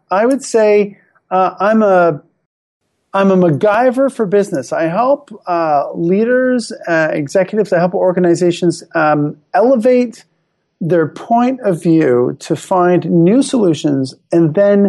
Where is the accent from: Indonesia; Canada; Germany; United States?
Canada; I'm happily married and, I am a Canadian. I love being Canadian.